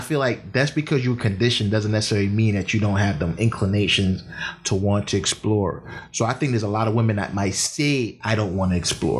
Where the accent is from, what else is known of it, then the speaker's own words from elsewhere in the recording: Jamaica; as a Jamaican, you know, young man growing up